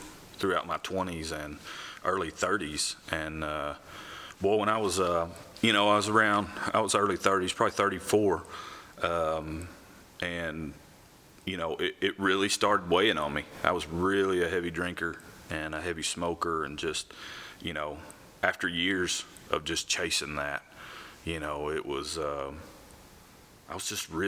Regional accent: Grubbs, Arkansas, United States; born or raised there; also born or lived in Memphis, Tennessee

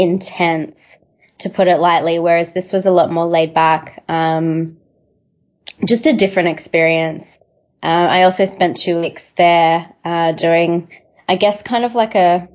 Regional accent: Melbourne, Victoria, Australia; I'm from Melbourne.

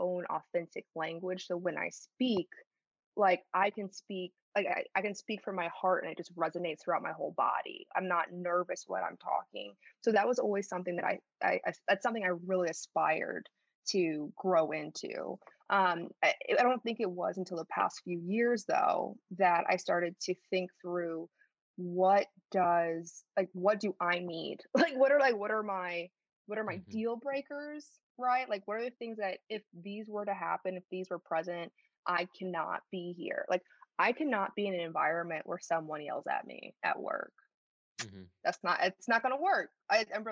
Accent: Schaumburg, Illinois, United States; accent: Chicago; moved away as an adult; also born or lived in Chicago, United States / Paris, France; I grew up in a suburb of Chicago called Schaumburg, Illinois

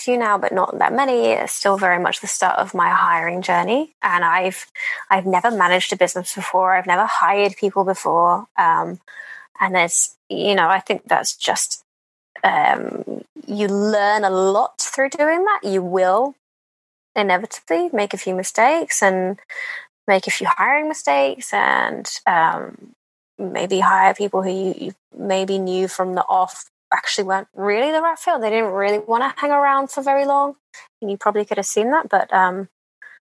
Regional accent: England, United Kingdom; I'm English

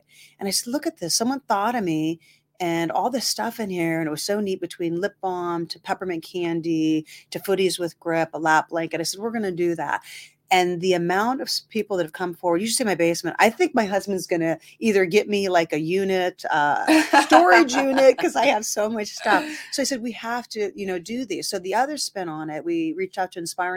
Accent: Massillon, Ohio, United States; now in Youngstown, United States; originally from there, moved here in 91

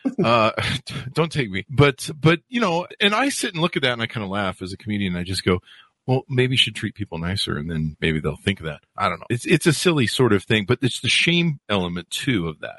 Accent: the South, United States; I grew up seeing going in the South and seeing segregated, uh, bathrooms and stuff, fountains.

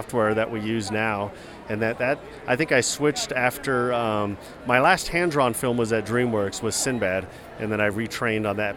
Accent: Southern California, United States; we grew up in Southern California

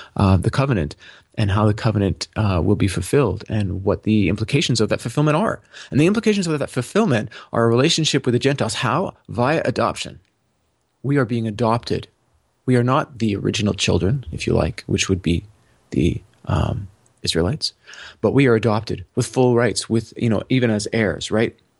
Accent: Toronto, Ontario, Canada; I was born in Tor-, in, in Toronto to two people who are Canadian citizens

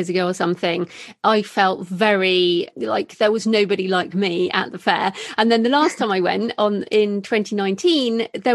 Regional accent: England, United Kingdom; also born or lived in Australia; as a British person

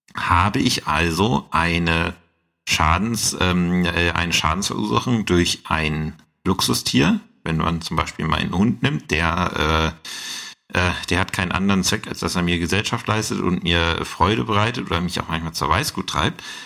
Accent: Saxony-Anhalt, Germany; bei uns in Sachsen-Anhalt

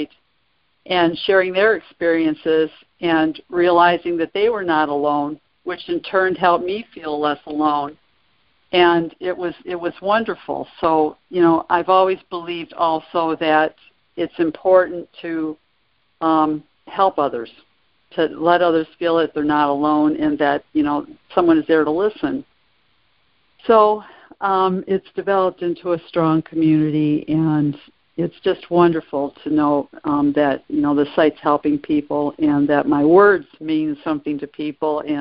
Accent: Detroit, Michigan, United States; I'm originally from the Detroit area

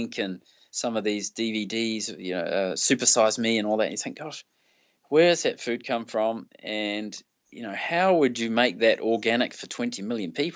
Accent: New Zealand; I come from New Zealand. You know, our biggest city's got 1.5 million.

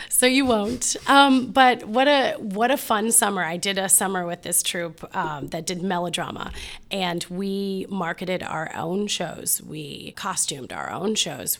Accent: Mansfield, Ohio, United States; also born or lived in Columbus, Ohio; I grew up in Mansfield, Ohio

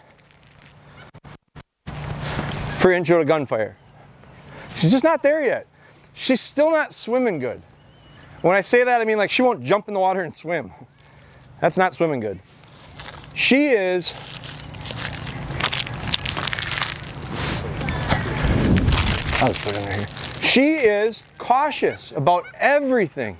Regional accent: Midwest, United States; I'm from the Midwest

